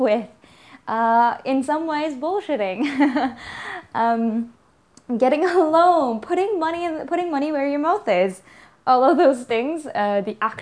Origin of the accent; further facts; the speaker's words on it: Vancouver, British Columbia, Canada; the place that has grown me, the place that has given me the worldview that I have, is really the city of Vancouver.